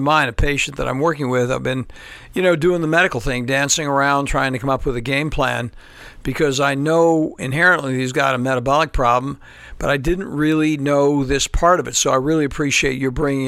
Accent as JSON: {"language": "English", "area": "Tidewater region", "region": "Virginia", "country": "United States", "said": "we're both from the Tidewater region"}